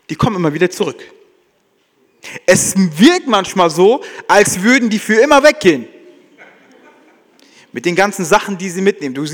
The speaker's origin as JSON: {"language": "German", "town": "Frankfurt", "region": "Hesse", "country": "Germany", "said": "Ja, keiner campt für immer. Ja, jedenfalls wir als Frankfurter, ja, sondern es geht immer wieder zurück nach Hause."}